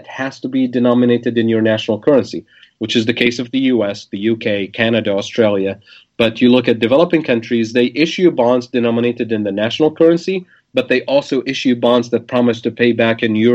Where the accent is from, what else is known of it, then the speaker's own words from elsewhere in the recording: Tunisia; English is a second language; moved away as an adult; also born or lived in Kansas City, Missouri; now in United States; growing up in Tunisia, the traditional path is to move to France